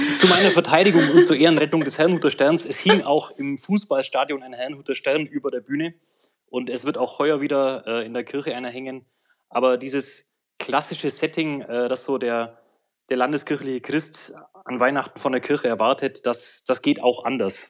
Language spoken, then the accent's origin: German; Swabia, Munich, Bavaria, Germany; Ich komme aus äh, Bayern, aus Schwaben